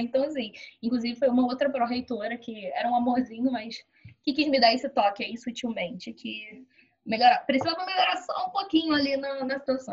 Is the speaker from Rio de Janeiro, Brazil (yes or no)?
yes; Duque de Caxias, Rio de Janeiro, Brazil; eu sou de Duque de Caxias, Rio de Janeiro